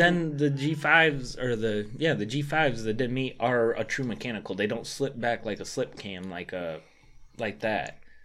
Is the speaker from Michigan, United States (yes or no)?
yes; Michigan, United States; I'm from Michigan. We don't have, I'm not from an area where we have elk.